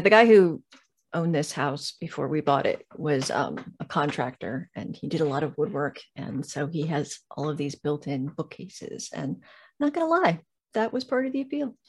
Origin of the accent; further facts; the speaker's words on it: Southern California, United States; moved away as an adult; now in Georgia, United States; I come from Southern California